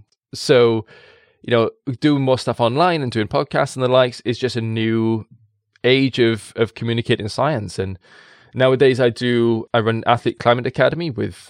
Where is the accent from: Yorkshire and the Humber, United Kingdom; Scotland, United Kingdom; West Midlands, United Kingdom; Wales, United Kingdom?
Wales, United Kingdom; People in the valleys, I'm in Caerphilly, just north of it, and it's a language made of mumbles, and I love it. Born and bred in the valleys in a coal mining town.